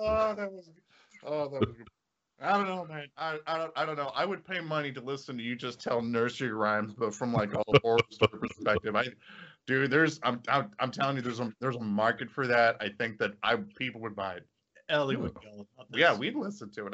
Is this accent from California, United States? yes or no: no; Indiana, United States; we're from Indiana